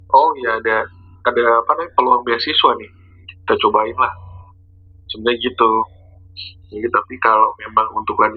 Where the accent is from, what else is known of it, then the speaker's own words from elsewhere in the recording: East Java, Indonesia; Merantau wah, kalau merantau sih gue kan dari Jawa ya. Dari Jawa Timur. Jadi kuliah di NI dulu itu juga merantau waktu masih mahasiswa.